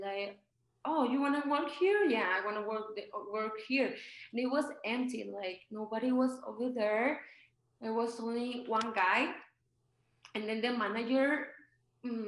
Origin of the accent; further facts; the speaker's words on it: Mexico; English is a second language; also born or lived in California, United States; now in Aguascalientes, Mexico; I don't have an American passport. I'm from Mexico